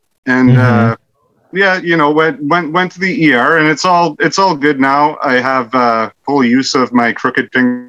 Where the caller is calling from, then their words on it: Pokeshaw, New Brunswick, Canada; I am calling from Canada, from the frozen north.